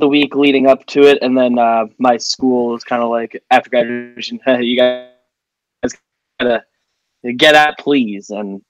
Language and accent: English; Northeast New Jersey, United States; Northeast New Jersey is the easiest way to describe it. I'm like 10 minutes from the George Washington Bridge outside of Manhattan and stuff.